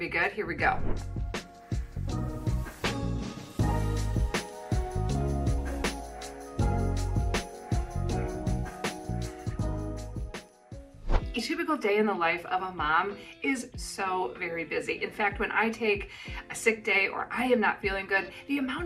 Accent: United States; now in New Zealand; living in New Zealand as an American

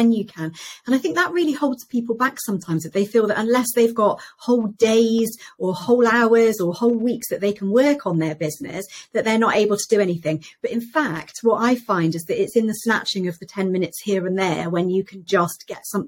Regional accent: United Kingdom; me as a British person

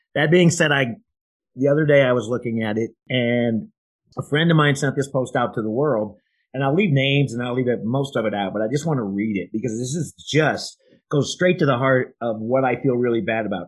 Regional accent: Iowa, United States; I'm from Iowa.

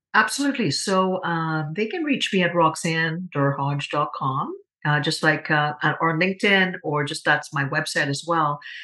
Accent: Trinidad & Tobago; moved away; as a young girl uh, growing up in Trinidad and Tobago.

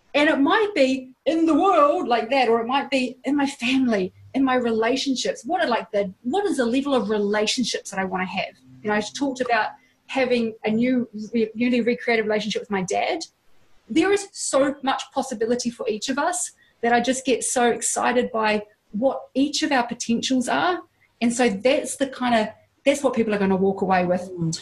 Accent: Hawke's Bay, New Zealand; born or raised there

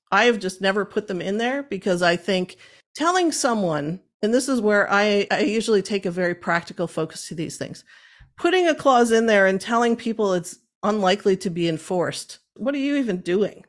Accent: Cape Breton, Nova Scotia, Canada; moved away as an adult; now in Halifax, Canada; I originally was born and raised in Cape Breton. I'm not a mainlander.

